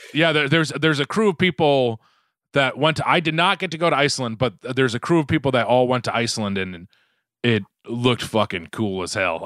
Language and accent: English; Quincy, Massachusetts, United States; moved away as an adult; also born or lived in upstate New York; now in Los Angeles, United States; I'm from Quincy, Quincy, just south of Boston